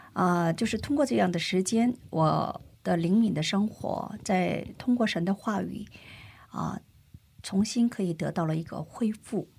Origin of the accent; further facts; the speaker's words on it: China; also born or lived in South Korea; 我出生在中国，生在中国